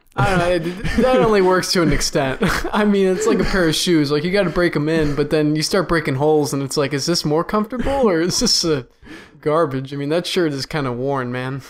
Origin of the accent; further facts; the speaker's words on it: Cleveland, Ohio, United States; I'm from Cleveland